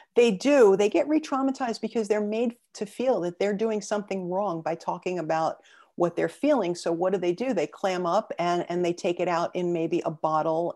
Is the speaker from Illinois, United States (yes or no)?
no; New York City, New York, United States; I was born and raised in Brooklyn